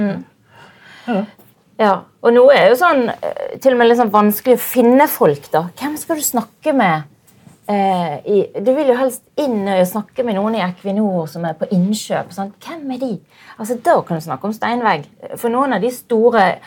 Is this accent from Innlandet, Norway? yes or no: no; Bergen, Vestland, Norway; Jeg er jo bergenser